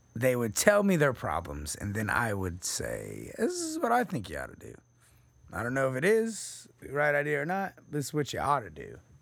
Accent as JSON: {"language": "English", "region": "Texas", "country": "United States", "said": "I'm from Texas"}